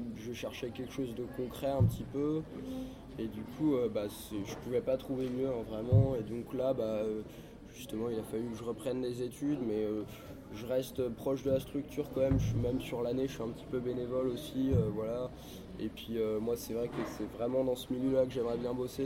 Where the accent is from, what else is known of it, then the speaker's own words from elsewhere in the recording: Vannes, Brittany, France; now in Rennes, France; à la base je suis de Vannes